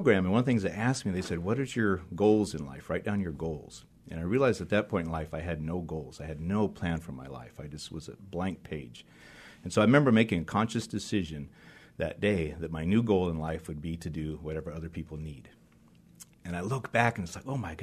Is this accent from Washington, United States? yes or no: yes; eastern Washington, United States; I grew up in eastern Washington. So I grew up as a farm boy, lived on different farms around Tri-Cities, Moses Lake, Connell, small farm towns in eastern Washington